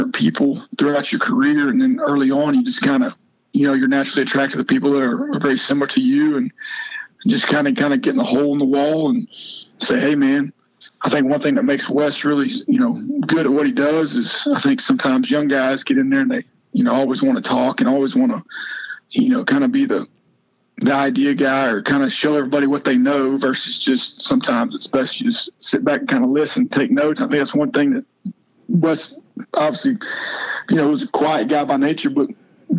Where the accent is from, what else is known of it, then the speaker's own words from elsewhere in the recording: Oklahoma, United States; moved away as an adult; also born or lived in Clemson, South Carolina; now in Spartanburg, United States; I grew up in Oklahoma